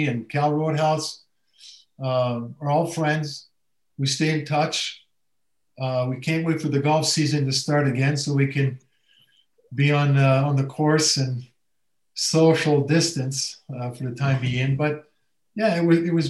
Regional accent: Montreal, Quebec, Canada; moved away as an adult; also born or lived in Chicago / St. Louis; I'm from Montreal.

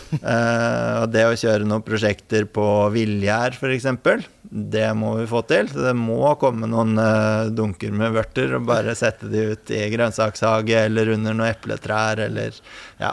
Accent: Son, Akershus, Norway; moved away as an adult; also born or lived in Hønefoss; jeg kommer eh, opprinnelig fra Son

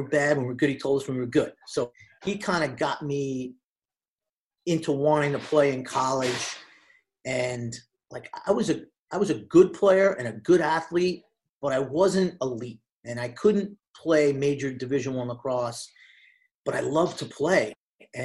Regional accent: Hicksville, New York, United States; I'm from Hicksville. I went to Hicksville High School

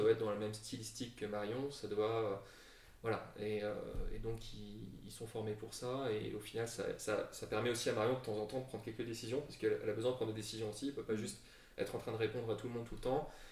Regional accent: Brussels, Brussels-Capital Region, Belgium; also born or lived in Lille; on est tous les deux d'origine française, et plus particulièrement lilloise, même si moi j'ai la double nationalité. Mais j'ai grandi à Bruxelles

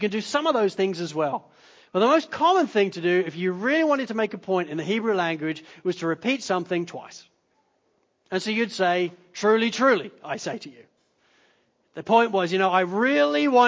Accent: Lincolnshire, East Midlands, United Kingdom; when I was at secondary school, growing up in Lincolnshire

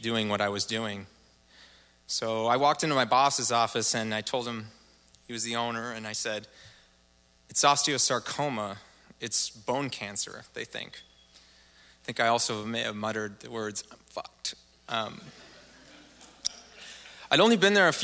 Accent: Portland, Oregon, United States; born or raised there

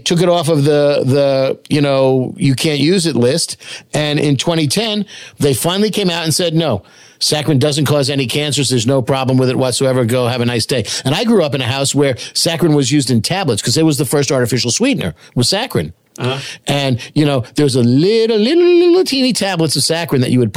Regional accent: Long Island, New York, United States; I'm from Long Island

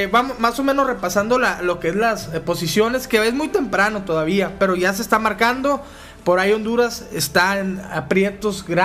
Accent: Mexico; Como mexicanos que somos.

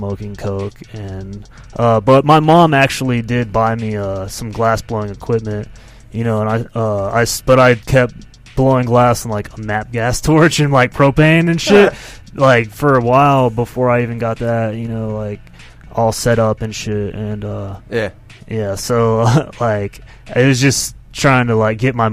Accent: Santa Rosa Beach, Florida, United States; I grew up pretty much in Santa Rosa Beach, Florida, and moved there when I was probably like in fifth grade

